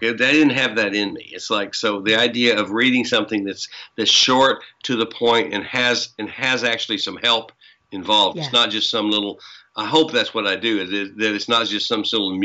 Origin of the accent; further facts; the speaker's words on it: the South, United States; You can tell I'm from the South. That's how we say that. We've been knowing